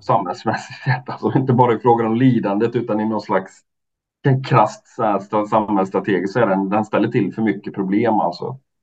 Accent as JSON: {"language": "Swedish", "town": "Mariestad", "region": "Västra Götaland", "country": "Sweden", "tie": "born or raised there", "said": "min hemstad Mariestad"}